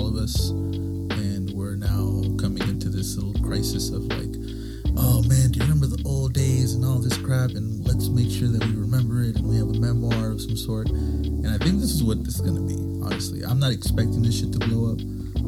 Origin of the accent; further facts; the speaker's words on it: San Pablo, California, United States; also born or lived in San Francisco, California; I grew up in San Pablo pretty much after 2001